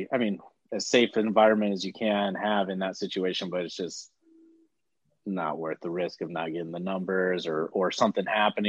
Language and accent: English; Oklahoma, United States; born or raised there; moved away as an adult; also born or lived in Bakersfield, California; now in Los Angeles, United States